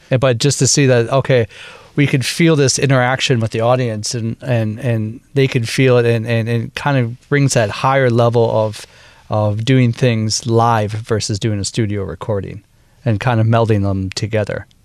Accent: Wisconsin, United States; accent: Minnesota; also born or lived in Minnesota; now in Taipei, Taiwan; I'm originally from Wisconsin in the USA, mm-hmm. um, and uh, I've I basically my roots are in Wisconsin, Minnesota. Uh, I actually went into my Minnesota accent real quick.

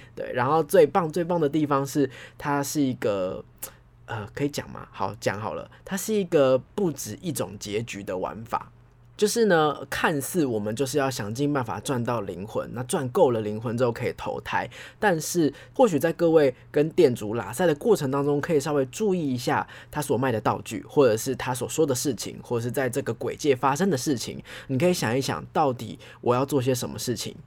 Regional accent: Taipei, Taiwan; 我们是台北人

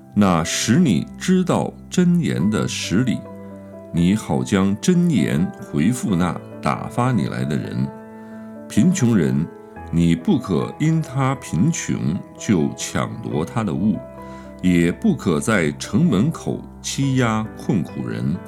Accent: China; 我们中国人

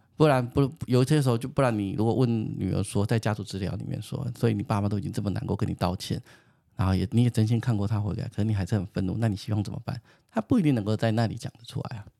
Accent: Taiwan; 好险我生在台湾

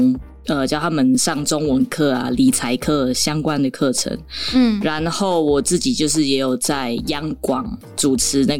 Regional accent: Taiwan; first language Tagalog; also born or lived in Philippines; 时候我父母带着我来到台湾，然后那个时候我们都是讲塔卡洛

